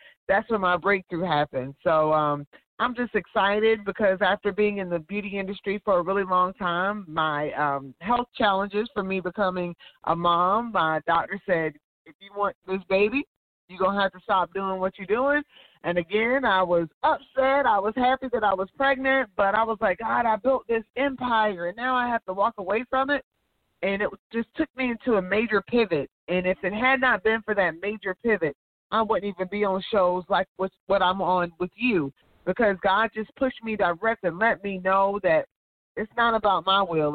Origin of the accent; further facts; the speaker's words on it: Georgia, United States; I went to technical school in my hometown in Georgia